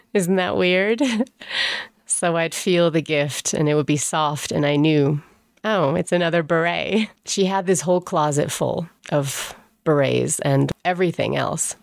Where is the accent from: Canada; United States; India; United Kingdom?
United Kingdom; England; moved away; I grew up in England. I didn't grow up in Germany